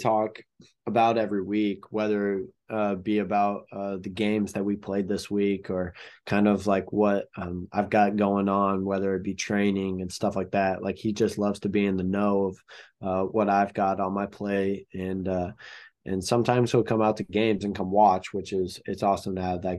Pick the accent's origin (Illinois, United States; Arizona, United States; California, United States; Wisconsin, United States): Illinois, United States; Peoria; Yeah. I'm actually from Peoria. That's where I was born. And I have a lot of family, that lives in, just outside of Peoria.